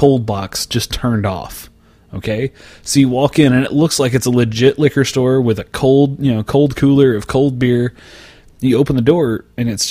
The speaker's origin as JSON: {"language": "English", "region": "central Oklahoma", "country": "United States", "tie": "born or raised there", "said": "my hometown in central Oklahoma"}